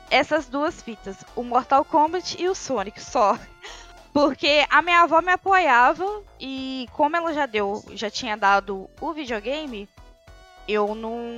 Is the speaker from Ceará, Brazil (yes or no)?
no; Miracema, Rio de Janeiro, Brazil; accent: leaning towards Minas Gerais; Então aí ficou meio que esse sotaque mais puxado para Minas do que realmente para capital. Mas eu sou do interior do Rio, Miracema.